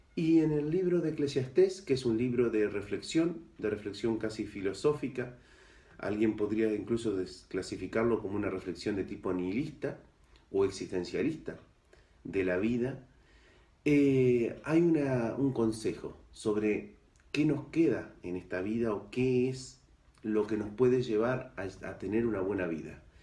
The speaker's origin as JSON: {"language": "Spanish", "country": "Argentina", "tie": "born or raised there", "moved": "yes", "lives_now": "Ceuta, Spain", "said": "originariamente soy argentino, ahí nací"}